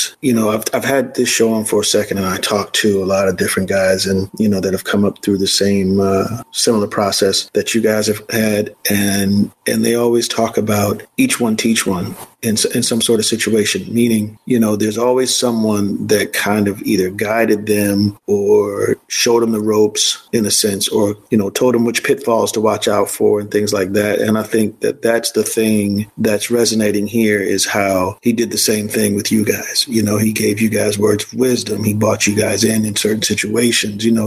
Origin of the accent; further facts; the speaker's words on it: New York, United States; I'm from New York